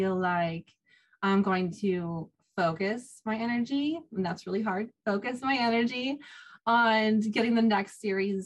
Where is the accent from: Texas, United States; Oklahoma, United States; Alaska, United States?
Alaska, United States; Sitka; now in Hawaii, United States; I was raised in Alaska